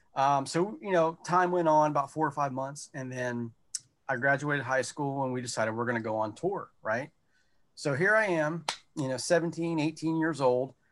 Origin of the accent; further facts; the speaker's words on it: North Carolina, United States; also born or lived in the South; now in Battlefield Township, Pennsylvania, United States; I'm not from here. I'm from North Carolina originally